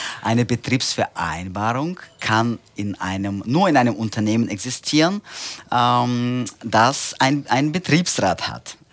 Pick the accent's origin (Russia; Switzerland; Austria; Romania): Russia; Central Russia; German is a second language; moved away as an adult; now in Germany; Ich bin tatsächlich gebürtiger Russe. Ich komme aus äh, Zentralrussland.